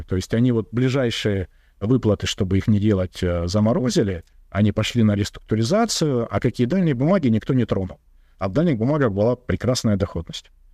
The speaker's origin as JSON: {"language": "Russian", "country": "Russia", "said": "Я из регионального города"}